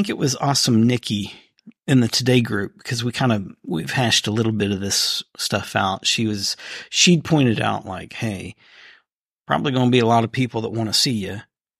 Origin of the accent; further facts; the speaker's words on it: East Coast, United States; born there; I was not born here. I was born on the East Coast.